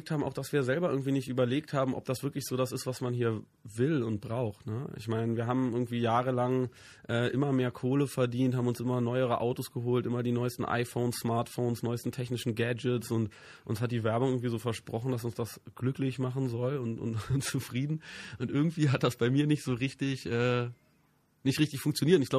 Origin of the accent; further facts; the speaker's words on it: Berlin, Germany; Ich bin, ich bin nicht nur in Westberlin groß geworden, sondern sogar im amerikanischen Sektor.